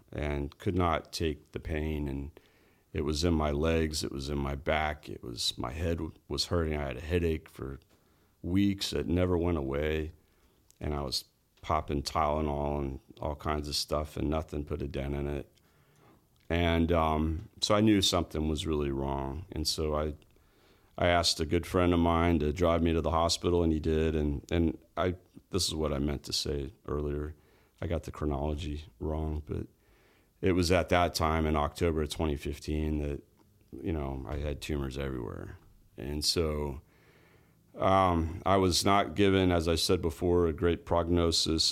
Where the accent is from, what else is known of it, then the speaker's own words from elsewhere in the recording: Orlando, Florida, United States; also born or lived in Winter Park, Florida / Altamonte Springs, Florida / Palm Bay, Florida / Jacksonville, Florida; I was born in Orlando, grew up, uh, early part of my life there, and, uh, Winter Park area, and then Altamont Springs, and then, uh, moved to Palm Bay when I was thirteen